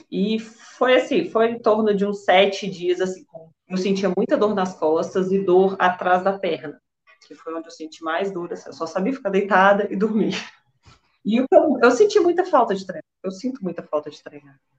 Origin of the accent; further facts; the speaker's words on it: Belo Horizonte, Minas Gerais, Brazil; eu sou aqui de BH, sou bancária, tenho 33 anos.